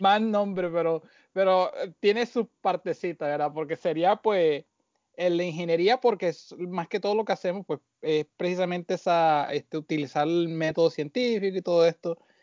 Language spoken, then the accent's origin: Spanish; Barranquilla, Atlántico, Colombia; moved away as an adult; also born or lived in Caracas, Venezuela / Puerto Rico; now in New Jersey, United States; me crié en Barranquilla